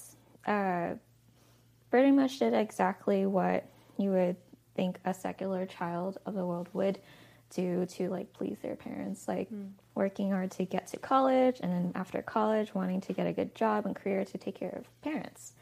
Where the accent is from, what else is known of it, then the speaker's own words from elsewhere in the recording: Diamond Bar, California, United States; I grew up in California, Diamond Bar, typical Asian family